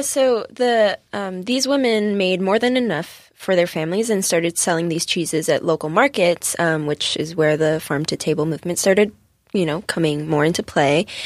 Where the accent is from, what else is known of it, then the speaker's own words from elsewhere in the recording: Singapore; now in California, United States; As someone who comes from Singapore